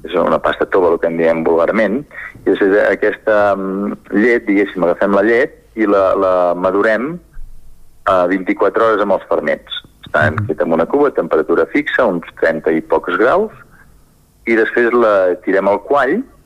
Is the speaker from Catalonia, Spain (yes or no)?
yes; Sora, Catalonia, Spain; nosaltres som de Sora, al nord de la mhm. comarca d'Osona, just a sota Ripoll